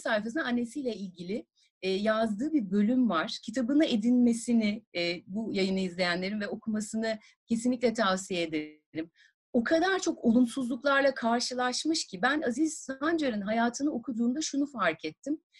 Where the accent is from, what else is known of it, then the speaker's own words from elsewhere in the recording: Tarsus, Mersin, Turkey; also born or lived in Adana; Tarsus'ta doğdum büyüdüm